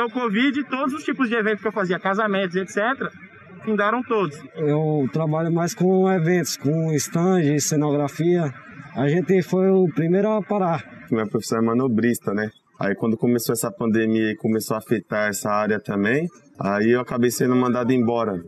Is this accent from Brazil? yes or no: yes; Rio de Janeiro, Brazil; eu cresci no Rio de Janeiro